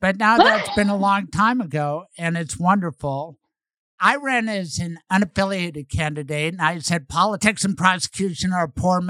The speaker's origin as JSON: {"language": "English", "town": "Denver", "region": "Colorado", "country": "United States", "said": "I come from Denver"}